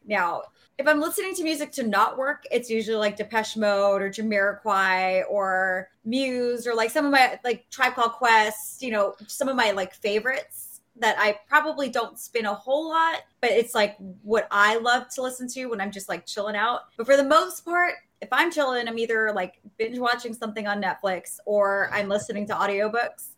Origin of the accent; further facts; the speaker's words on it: Los Angeles, California, United States; repping my hometown, Los Angeles, California. My home, like, I just, I'm born and raised here